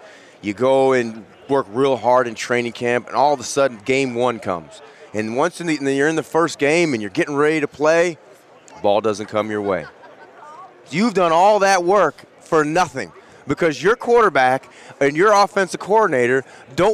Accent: Berkeley, California, United States; I'm from Berkeley, California, very down-to-earth type of place

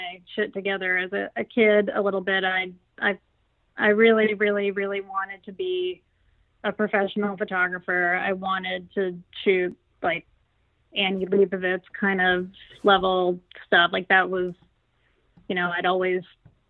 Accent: Houston, Texas, United States; I grew up in Houston, Texas

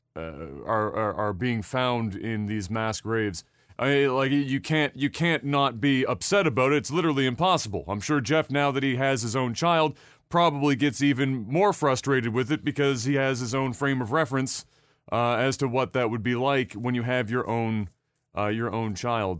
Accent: Nova Scotia, Canada; we're from Nova Scotia

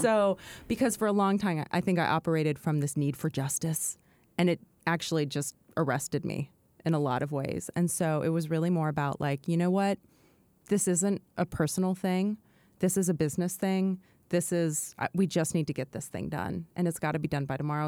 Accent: McMinnville, Oregon, United States; moved away; also born or lived in New York; I grew up in a restaurant in McMinnville, Oregon

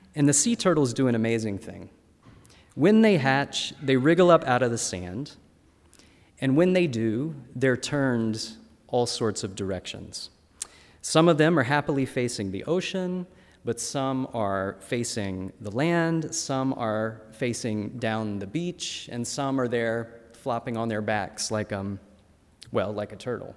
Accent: North Carolina, United States; My home state of North Carolina

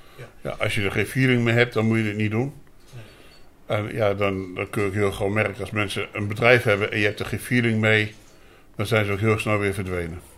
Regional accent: Apeldoorn, Gelderland, Netherlands; also born or lived in Winterswijk; Ik ben geboren in Apeldoorn, opgegroeid in, in eh, Winterswijk. Daar heb ik gewoond tot mijn zesde. Toen weer teruggegaan naar Apeldoorn. En sinds die tijd woon ik hier

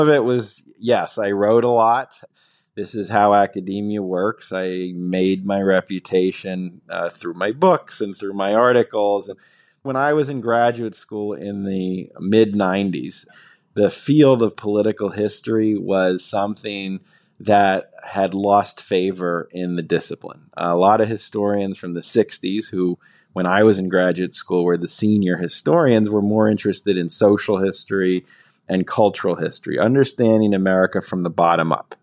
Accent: New Jersey, United States; I grew up in New Jersey

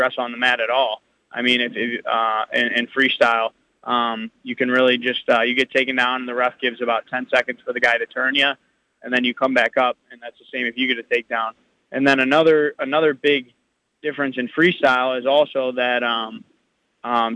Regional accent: United States; I'm an American

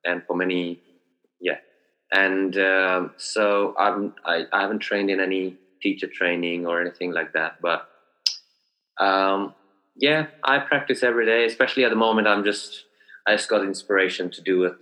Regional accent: India; moved away; I grew up in India

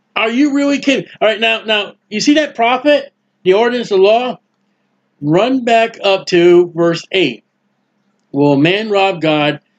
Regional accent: New England, United States; now in Florida, United States; I'm down here in Florida. I'm from New England.

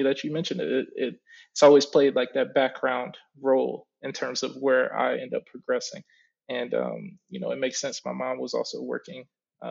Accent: Oak Park, Michigan, United States; also born or lived in Detroit, Michigan; I grew up right outside of it, but I was born and raised up until I was about five in Detroit. And after that, I moved to Oak Park

